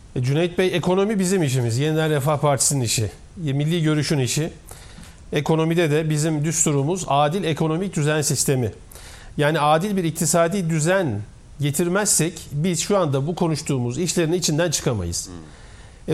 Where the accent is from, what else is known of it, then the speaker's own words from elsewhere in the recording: Koyunlu village, Niğde, Turkey; moved away; also born or lived in Bursa; Ben Nide'nin Koyunlu köyünde ilkokula başlayan bir insanım.